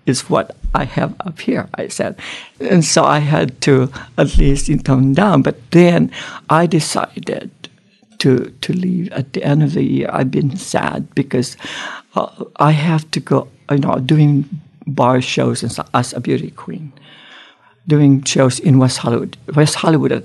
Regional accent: Philippines; moved away; I grew up in the Philippines, and then the whole family moved here. So I went to school in the Philippines

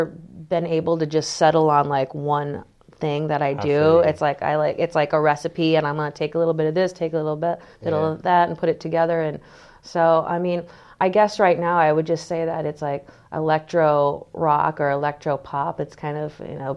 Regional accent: Green Bay, Wisconsin, United States; now in California, United States; growing up in the Midwest

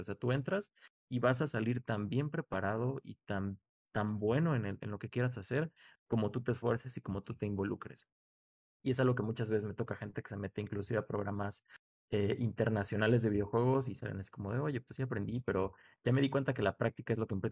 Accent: Mexico; somos mexicanos

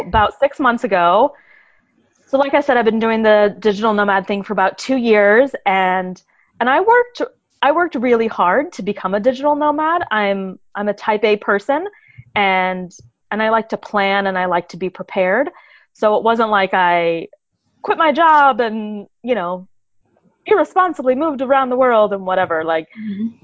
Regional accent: United States; moved away as an adult; I'm an American

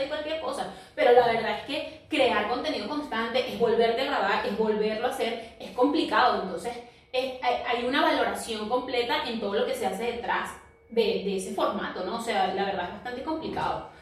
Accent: Venezuela; now in Lima, Peru; somos inmigrantes, vivimos en otro país diferente, un país diferente al de nuestras familias o nuestra región, porque somos venezolanas y vivimos en Lima

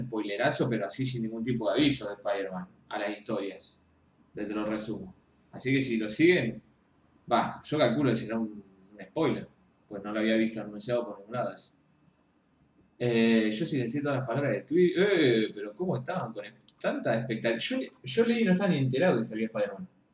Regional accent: Argentina; soy, soy un crítico argentino

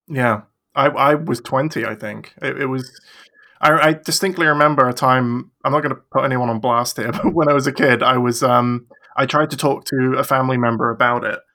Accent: England, United Kingdom; I am from England

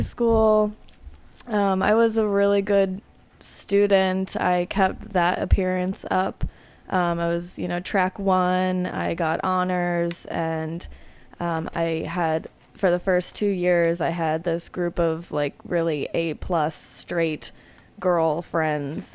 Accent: suburbs outside Philadelphia, Pennsylvania, United States; I grew up outside of Philadelphia in the suburbs

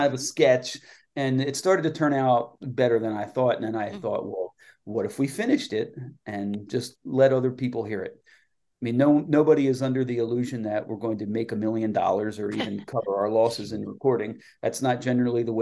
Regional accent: Lancaster, Pennsylvania, United States; my hometown of Lancaster, PA

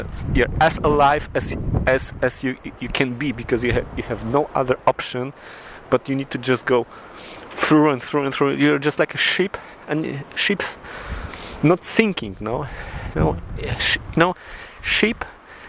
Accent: Poland; English is a second language; now in Aberdeen, United Kingdom; I'm from Poland

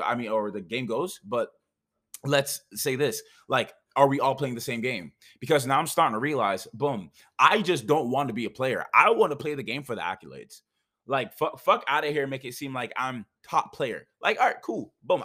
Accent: Jamaica; also born or lived in Canada; now in United States; I'm Jamaican.

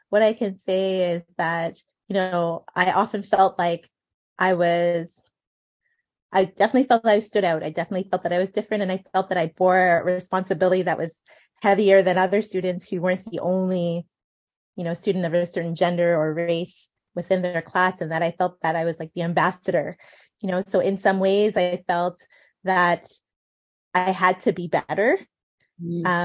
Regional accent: Ghana; being Ghanaian, um, we have our aunties and uncles who also, you know, adopt us, who are our family friends, but become aunties and uncles

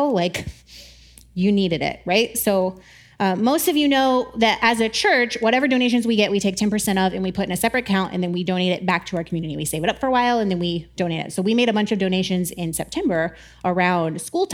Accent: the South, United States; I grew up in the South

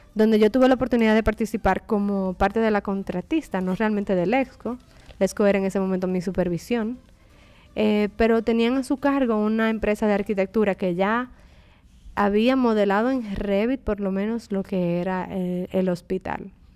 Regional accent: Dominican Republic; also born or lived in England; trabajando en mi país y en mi región

